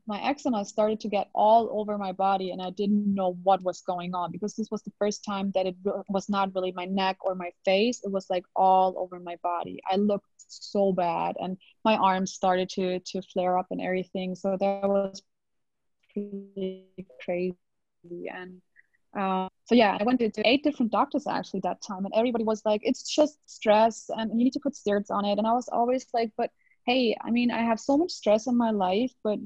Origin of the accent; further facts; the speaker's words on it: Germany; English is a second language; I hope my English is good enough. I mean, I'm from Germany. I'm not originally from the States or something